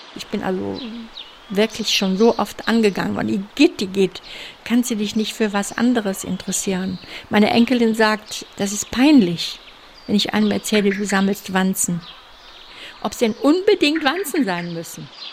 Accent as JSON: {"language": "German", "town": "Cologne", "region": "North Rhine-Westphalia", "country": "Germany", "said": "ich komme aus Köln"}